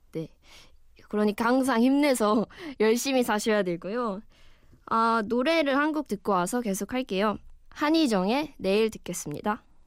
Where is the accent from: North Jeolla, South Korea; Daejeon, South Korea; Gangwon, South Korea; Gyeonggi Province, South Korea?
Gangwon, South Korea; Wonju; now in Seoul, South Korea; 언니랑 저는 원주에서 자랐어요. 강원도 원주라고 아시나요?